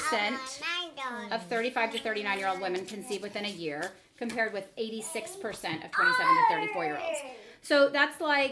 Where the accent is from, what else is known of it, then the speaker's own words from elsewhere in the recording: United States; I'm American.